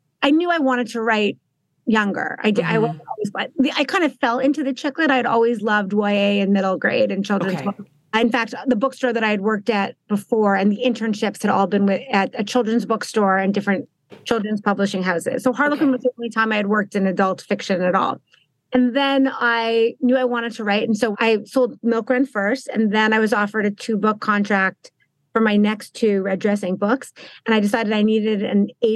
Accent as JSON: {"language": "English", "country": "Canada", "also_born_or_lived": "Montreal / Toronto", "said": "I'm Canadian"}